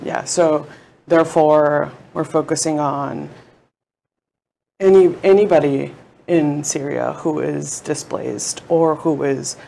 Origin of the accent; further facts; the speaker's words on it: Mexico City, Mexico; moved away; I am from Mexico City